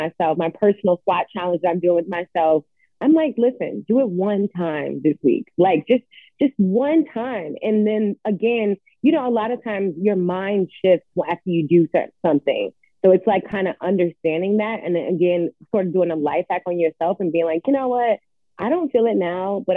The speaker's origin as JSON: {"language": "English", "town": "Atlanta", "region": "Georgia", "country": "United States", "tie": "born or raised there", "also_born_or_lived": "New York", "moved": "as an adult", "lives_now": "Los Angeles, United States", "said": "I grew up in Atlanta, Georgia"}